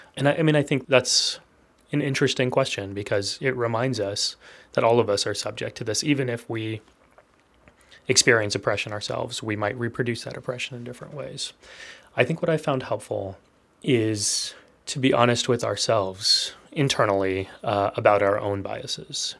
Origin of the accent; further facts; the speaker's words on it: Texas, United States; I was born and raised in Texas